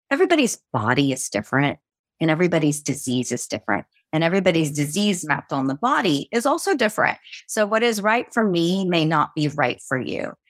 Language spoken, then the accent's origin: English; United States; I was born and raised in the States